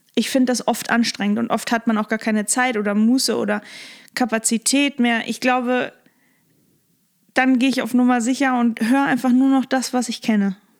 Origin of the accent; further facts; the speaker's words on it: Lippstadt, North Rhine-Westphalia, Germany; now in Hamburg, Germany; Da bin ich halt geboren und aufgewachsen